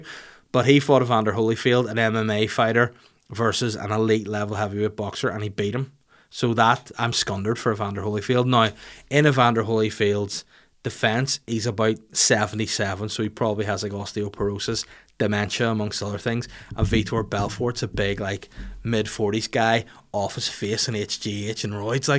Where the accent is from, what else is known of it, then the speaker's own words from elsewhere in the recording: Huntington Beach, California, United States; No, I have to make sure people know I'm from Huntington Beach because I have family there.